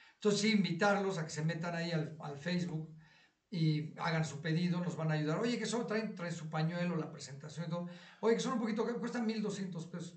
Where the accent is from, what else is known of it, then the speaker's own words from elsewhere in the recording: Mexico City, Mexico; nosotros crecimos en esa cuadra, es mi barrio. Yo crecí, yo estuve ahí desde mi yo, nací en Mitla y Cumbres de Maltrata